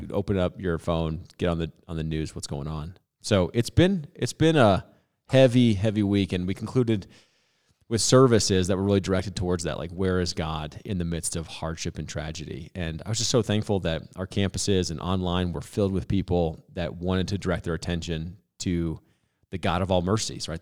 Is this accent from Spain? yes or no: no; Boulder, Colorado, United States; I grew up in South Boulder, Boulder kid